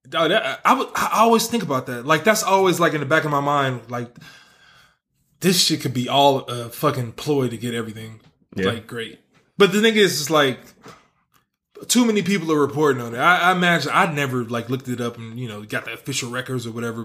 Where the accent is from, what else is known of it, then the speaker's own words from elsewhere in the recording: the Bay Area, California, United States; I'm from the Bay